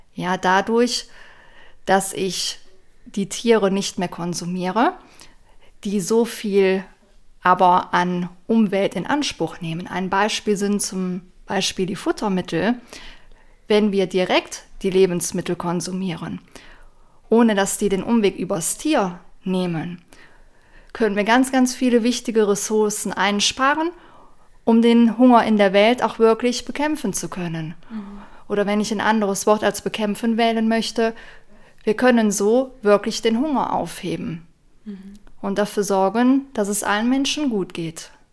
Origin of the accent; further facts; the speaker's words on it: near Aachen, North Rhine-Westphalia, Germany; Ich komme aus der Nähe von Aachen, Nordrhein-Westfalen, Deutschland